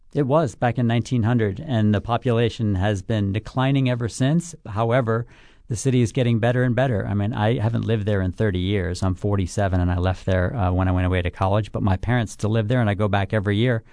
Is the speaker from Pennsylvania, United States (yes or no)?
no; Buffalo, New York, United States; growing up there